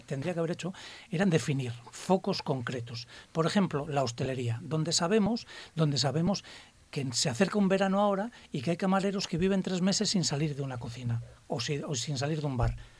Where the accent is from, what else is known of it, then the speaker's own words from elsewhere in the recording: Spain; somos españoles